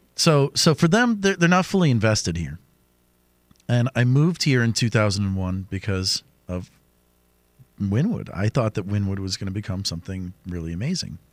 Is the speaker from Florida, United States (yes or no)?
yes; Miami, Florida, United States; I attended high school in downtown Miami at the New World School of the Arts